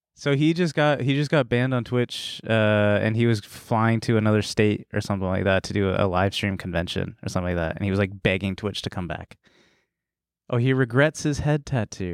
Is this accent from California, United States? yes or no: yes; Danville, California, United States; moved away; I was in my white hometown, Danville